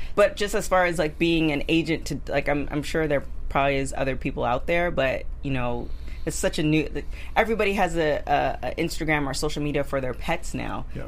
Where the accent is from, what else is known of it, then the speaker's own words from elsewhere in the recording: Canada; I'm Canadian